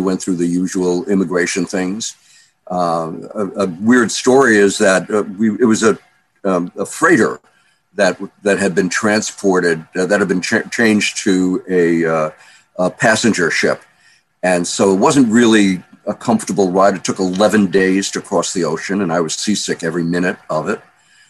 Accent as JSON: {"language": "English", "region": "Hamburg", "country": "Germany", "tie": "born there", "said": "Well, I was born in Hamburg, Germany, in 1942, which was the middle of the war. And Hamburg was the biggest seaport in Germany."}